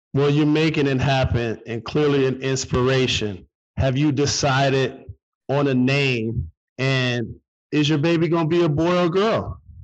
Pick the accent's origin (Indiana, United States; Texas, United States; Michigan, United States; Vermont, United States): Michigan, United States; Detroit; like me, she's from Detroit.